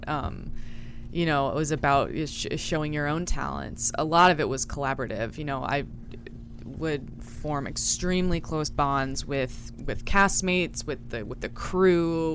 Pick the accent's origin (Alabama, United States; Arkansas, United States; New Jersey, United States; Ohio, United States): Ohio, United States; Yellow Springs; I'm from Yellow Springs, Ohio.